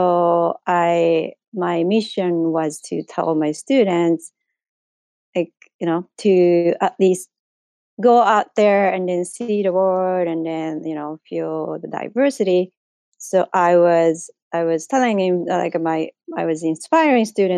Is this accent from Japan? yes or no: yes; Japan; English is a second language; moved away as an adult; I am originally from Japan. I was born and grew up there